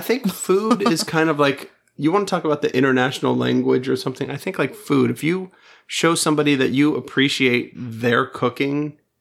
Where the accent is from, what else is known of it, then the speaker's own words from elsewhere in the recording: Space Coast, Florida, United States; I'm from the Space Coast